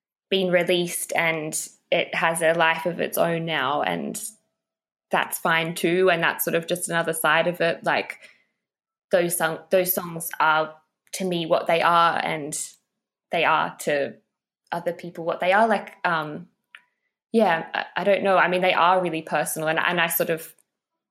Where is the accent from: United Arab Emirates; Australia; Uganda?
Australia; growing up in Australia